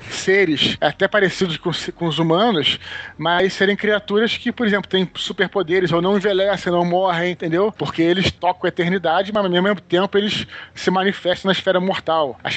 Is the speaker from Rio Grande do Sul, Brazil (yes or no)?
no; Barbacena, Minas Gerais, Brazil; Quando eu era criança pequena lá em Barbacena